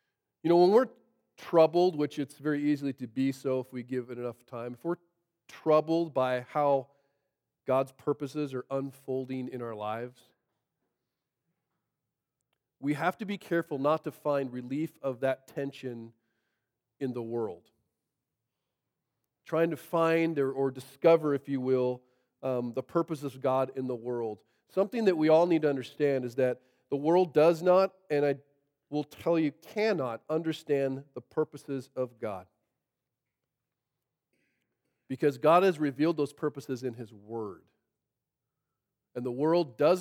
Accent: Monroe, Washington, United States; I grew up in Monroe

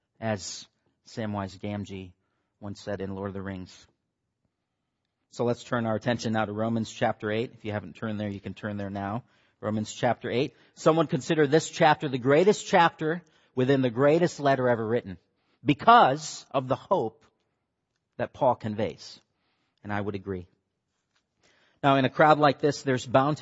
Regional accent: Michigan, United States; moved away; Kyle and I grew up together in Michigan. That's where I'm from

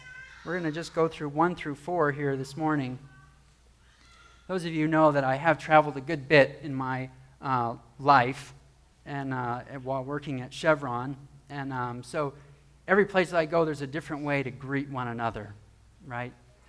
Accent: Southern California, United States; Now, I grew up in Southern California, but I've also been to Texas many times.

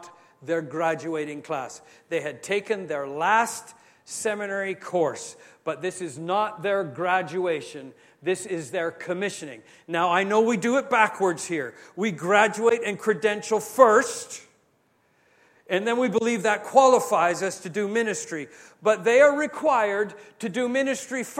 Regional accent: Canada; I'm Canadian

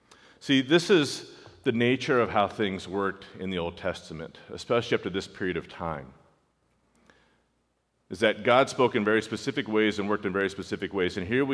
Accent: California, United States; So we're West Coast kids. Some of you have heard us say that before. I grew up in California.

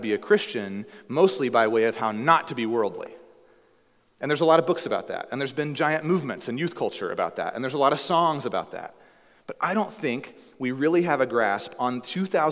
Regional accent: the Bible Belt, United States; now in Alaska, United States; where I grew up in the Bible Belt

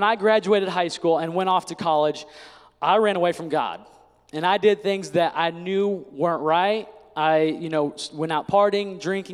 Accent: Indiana, United States; I grew up in Indiana

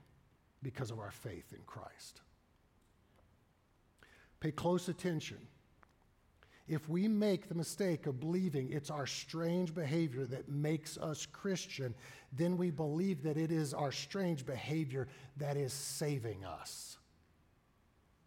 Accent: the Bible Belt, United States; growing up in the Bible Belt.

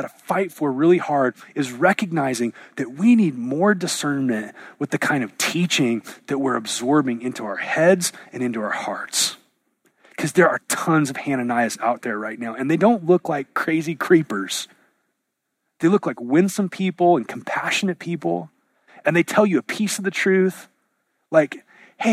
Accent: United States; the air we breathe as an American

